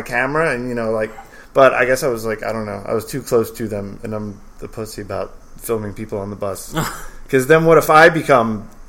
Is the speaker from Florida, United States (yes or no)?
no; Media, Pennsylvania, United States; I'm from Media, Pennsylvania.